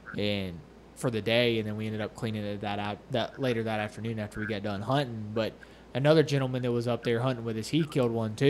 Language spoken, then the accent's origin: English; Florida, United States; I was born and raised in Florida